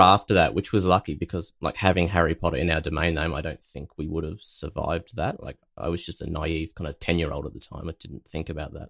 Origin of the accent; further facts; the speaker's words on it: Australia; as an Aussie